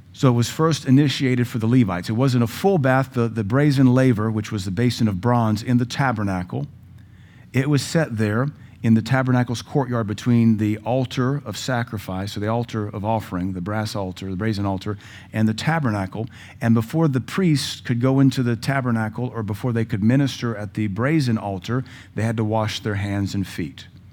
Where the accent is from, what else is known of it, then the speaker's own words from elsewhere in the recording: Louisiana, United States; also born or lived in West Coast; now in Cookeville, United States; Had friends that were Catholic growing up in Louisiana